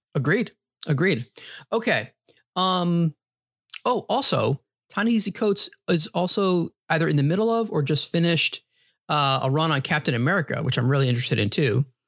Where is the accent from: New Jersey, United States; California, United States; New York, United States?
New York, United States; also born or lived in New Hampshire; Growing up in New York, was a big Yankees fan.